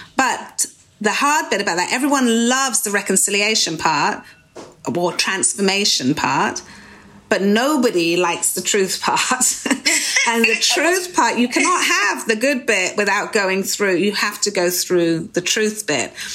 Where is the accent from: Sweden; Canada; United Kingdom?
United Kingdom; moved away as an adult; now in United States; especially being European as we used to be in the UK.